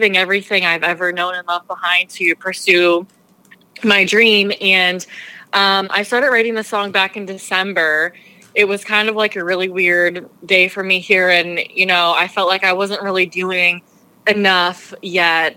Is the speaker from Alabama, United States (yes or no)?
no; Lehigh Valley, Pennsylvania, United States; moved away as an adult; now in Nashville, United States; I'm originally from the Lehigh Valley area